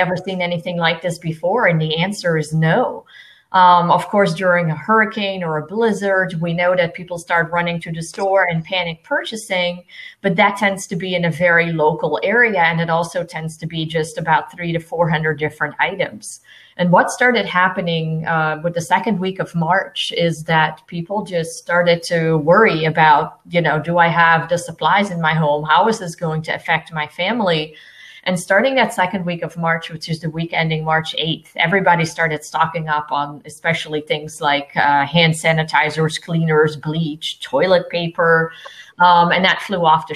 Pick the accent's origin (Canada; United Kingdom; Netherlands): Netherlands; now in Lakeland, United States; originally, I am from the Netherlands, and my family still lives there.